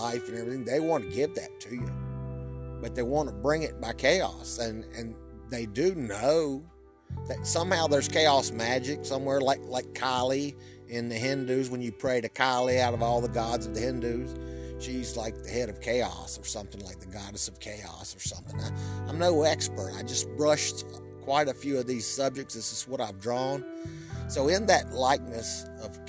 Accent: Virginia, United States; I was raised in Baptist land, or whatever you call the Bible Belt, from Virginia

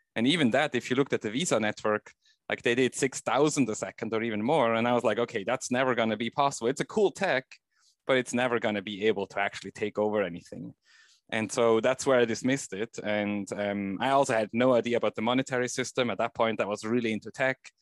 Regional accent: Switzerland; I grew up in Switzerland

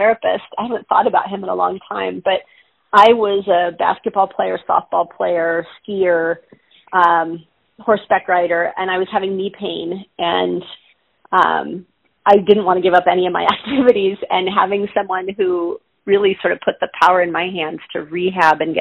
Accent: Southern California, United States; I grew up in Southern California.

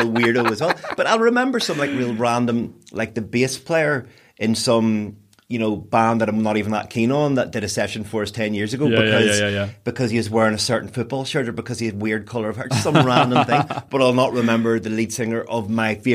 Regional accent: Newry, Northern Ireland, United Kingdom; also born or lived in Newcastle, Northern Ireland / Belfast; at the age of 10, I moved from Newry to Newcastle. So there's 10 years of my life I lived in Newry

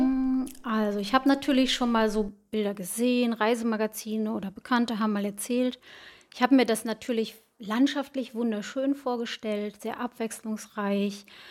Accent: Bad Oeynhausen, North Rhine-Westphalia, Germany; now in Herford, Germany; Ich komme gebürtig aus Bad Oeynhausen, wohne aktuell in Herford mit meiner Familie zusammen.

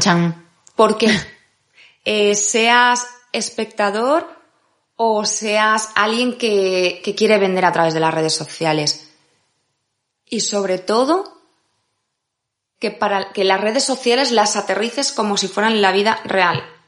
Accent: Valencia, Valencian Community, Spain; moved away as an adult; now in Madrid, Spain; soy de Valencia, vine a vivir a Madrid para seguir estudiando

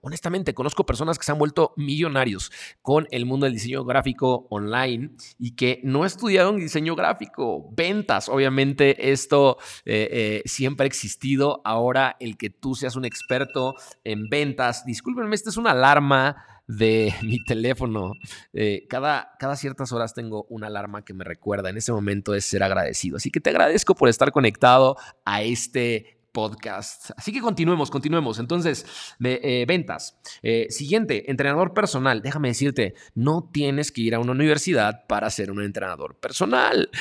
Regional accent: Mexico; yo soy de México

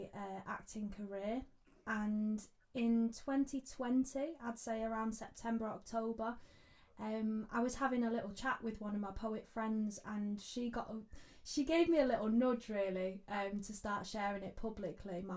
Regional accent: Manchester, North West England, United Kingdom; Manchester, my hometown

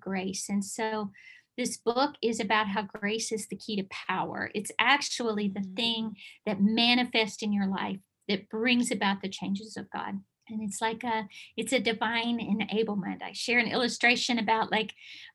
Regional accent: Bible Belt, Southern United States, United States; I am from the Bible Belt

